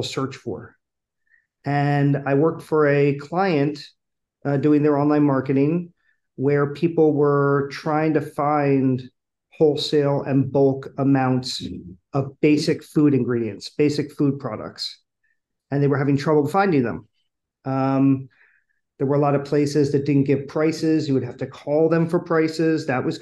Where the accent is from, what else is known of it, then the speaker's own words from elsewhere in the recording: Philadelphia, Pennsylvania, United States; born and raised in Philadelphia